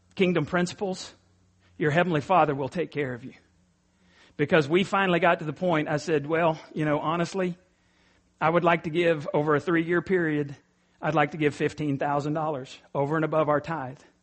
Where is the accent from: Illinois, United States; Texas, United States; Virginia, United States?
Texas, United States; East; I'm from East Texas